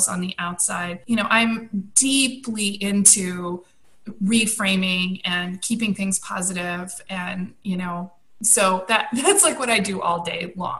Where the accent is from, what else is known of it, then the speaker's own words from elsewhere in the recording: United States; also born or lived in California / New York City; for us as American women